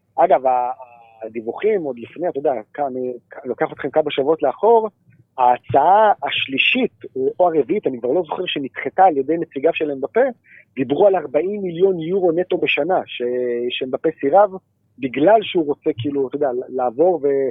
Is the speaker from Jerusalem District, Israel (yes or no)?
yes; Jerusalem, Jerusalem District, Israel; בתור ירושלמי אני אוהד את ביתר